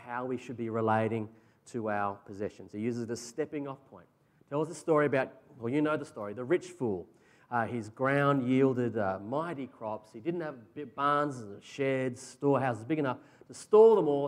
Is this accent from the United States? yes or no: no; Australia; As Aussie blokes